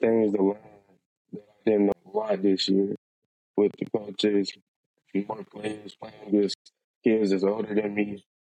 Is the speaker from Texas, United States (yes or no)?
no; Huntsville, Alabama, United States; I build stuff in my hometown.